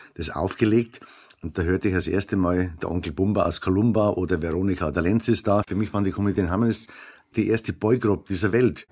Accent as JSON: {"language": "German", "area": "Rottal", "region": "Bavaria", "country": "Germany", "tie": "born or raised there", "said": "weil ich da aufgewachsen bin im Rottal, habe die Leute gekannt"}